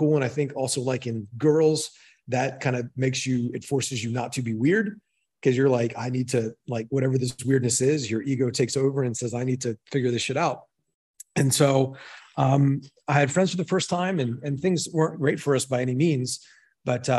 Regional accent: Maryland, United States; moved away as an adult; also born or lived in Fort Collins, Colorado; I grew up in Maryland, really small town

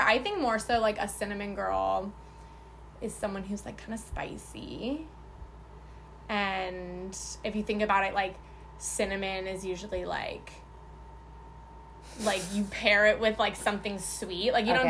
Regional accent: Phoenix, Arizona, United States; I'm from Phoenix, born and raised, still here.

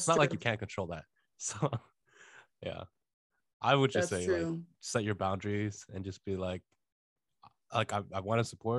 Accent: Toronto, Ontario, Canada; moved away as an adult; I grew up in Toronto.

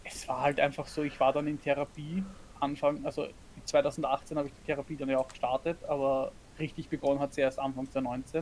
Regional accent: Austria; now in Germany; ich als Österreicherin bin offiziell ja eine Ausländerin in Deutschland

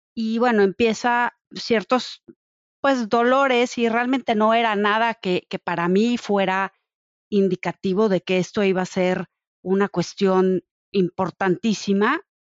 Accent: Mexico; como mamá mexicana

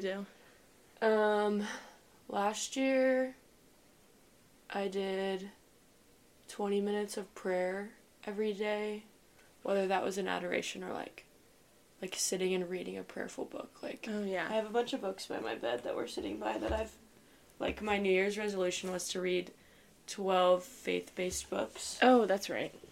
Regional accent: Shawnee, Kansas, United States; I'm from Shawnee, Kansas, which is an hour from Benedictine

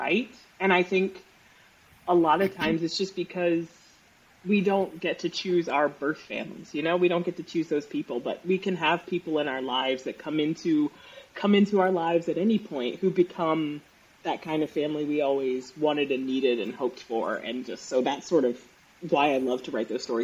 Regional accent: New Jersey, United States; South Jersey

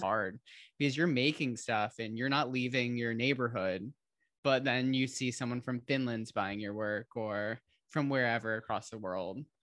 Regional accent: Holland, Michigan, United States; moved away; she's from my hometown

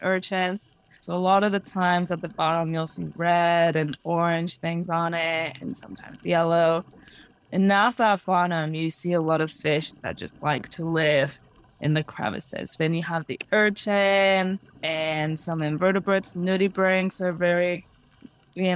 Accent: Mexico City, Mexico; moved away; I'm native from Mexico. I was born and raised in Mexico City

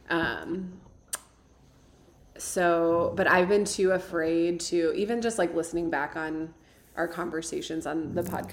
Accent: Midwest, United States; now in Tucson, United States; just growing up in the Midwest I feel like I've been living with this pressure

